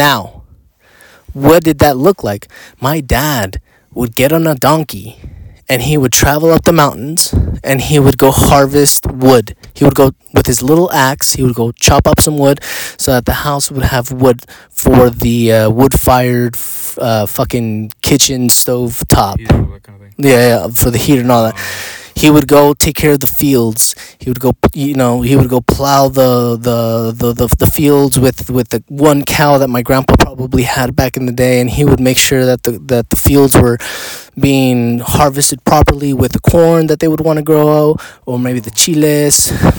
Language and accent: English; Mexico; when I grew up in Mexico, I had all the opportunity to ask him, and I did.